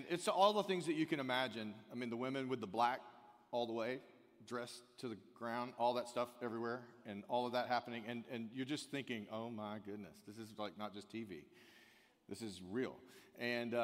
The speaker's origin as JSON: {"language": "English", "country": "United States", "said": "as an American"}